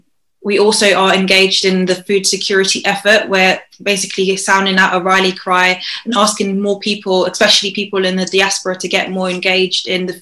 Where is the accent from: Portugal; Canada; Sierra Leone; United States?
Sierra Leone; now in United Kingdom; I'm actually Sierra Leonean, but I'm based in the UK.